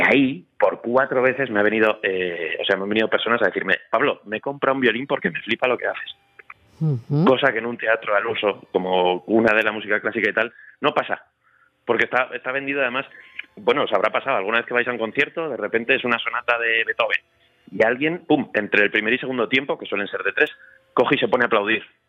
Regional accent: Zaragoza, Aragon, Spain; moved away as an adult; also born or lived in Madrid

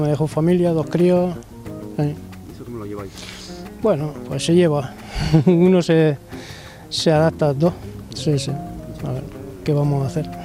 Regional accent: a village in Sierra de Segura, Jaén, Andalusia, Spain; Yo vengo de un pueblo de Jaén, de Puente de Jena, de la Sierra de Segura

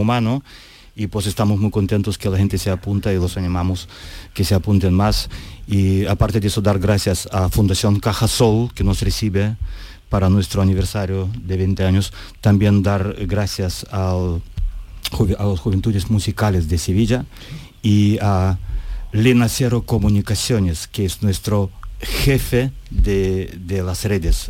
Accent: Moldova; moved away as an adult; now in Montequinto, Spain; Yo soy natural de Moldavia

